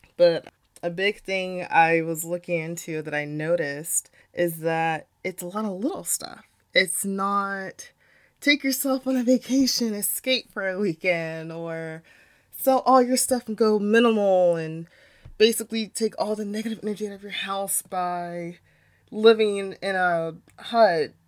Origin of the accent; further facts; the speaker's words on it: United States; being a young Black woman growing up in America